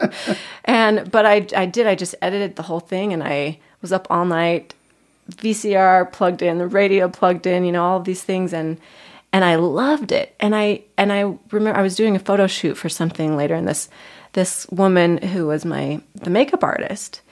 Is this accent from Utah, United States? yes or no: yes; Lehi, Utah, United States; I am originally from Lehi, Utah.